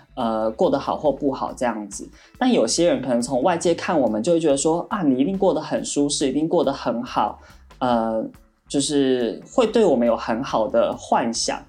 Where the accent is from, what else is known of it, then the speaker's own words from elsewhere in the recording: Taiwan; now in Shanghai, China; 因为我是台湾人